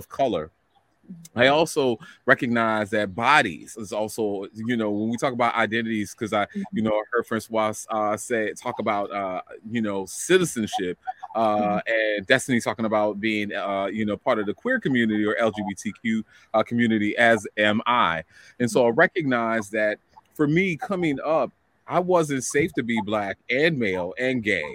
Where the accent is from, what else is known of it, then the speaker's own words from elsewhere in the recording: New Orleans, Louisiana, United States; I grew up in New Orleans, Louisiana